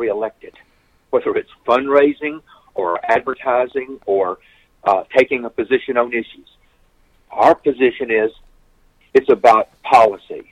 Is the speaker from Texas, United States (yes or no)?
yes; Texas, United States; my home state of Texas